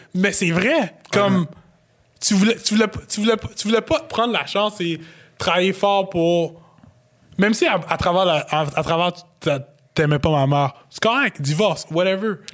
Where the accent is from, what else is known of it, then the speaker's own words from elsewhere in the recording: Quebec, Canada; je viens du Québec